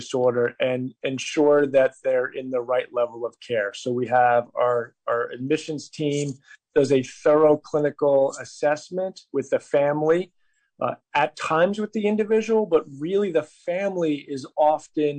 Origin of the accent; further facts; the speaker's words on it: New York, United States; I come from New York, and I come from a family